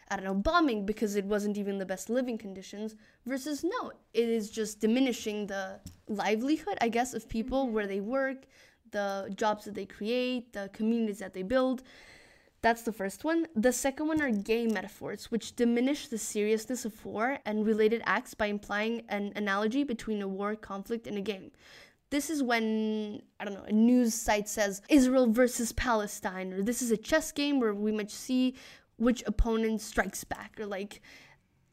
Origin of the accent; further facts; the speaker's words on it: Mexico; I come from Mexico